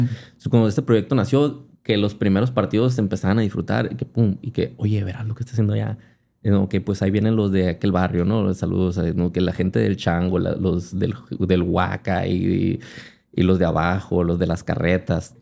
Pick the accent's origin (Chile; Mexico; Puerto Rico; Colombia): Mexico; Hermosillo, Sonora; soy de yo, de la Normosillo, que no sé, pero es un barrio muy futbolero